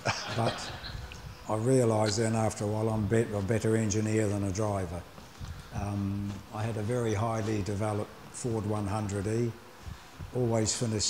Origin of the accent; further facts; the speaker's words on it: Dunedin, Otago, New Zealand; moved away as an adult; also born or lived in Auckland; My hometown, Dunedin, there wasn't much motorsport, so I had an opportunity to move to Auckland.